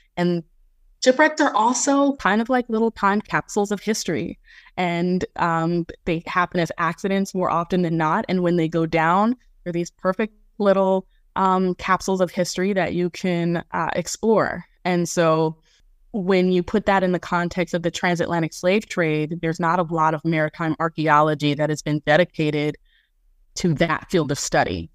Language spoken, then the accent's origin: English; Jacksonville, Florida, United States; my first field school, which was based in my hometown, Jacksonville, Florida